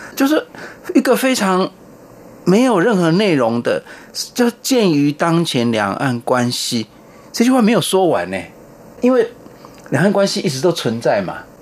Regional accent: Taiwan; 我们台湾人的观念

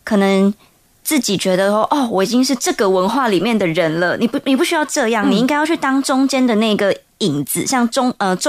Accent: Toufen, Miaoli County, Taiwan; 在苗栗的头份

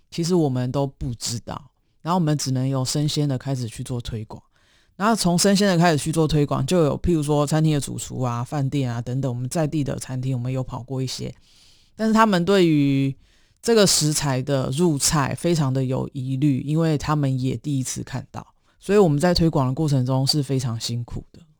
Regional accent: Zhongli, Taoyuan, Taiwan; 我是桃园的中立人，土生土长的。然后之前大概有十几年的时间在外地打拼吧

